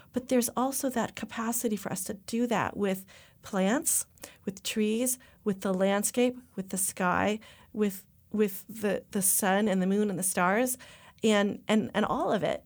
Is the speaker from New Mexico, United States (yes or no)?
no; Topanga, California, United States; I grew up in Topanga